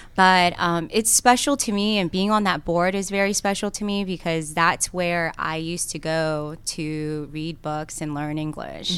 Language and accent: English; Cobb County, Georgia, United States; English is a second language; also born or lived in South Korea / Gwinnett County, Georgia; I grew up in Cobb County